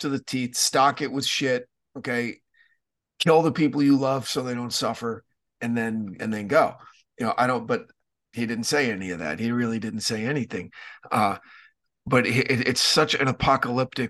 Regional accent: New Jersey, United States; Where I grew up in North Jersey, it's the woods

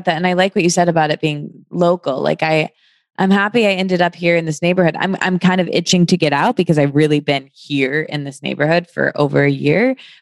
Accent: Michigan, United States; moved away; also born or lived in New York; I'm from Michigan, but I moved here from New York

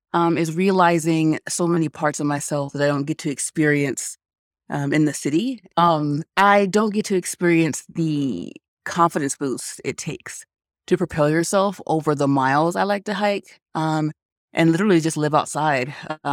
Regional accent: Colorado, United States; I wanted to make sure my son, who would also be born and raised in Colorado, I wanted him to have the same exposure to the outdoors

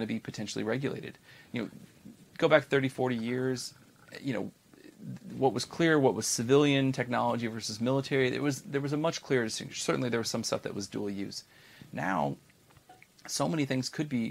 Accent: United States; as an American

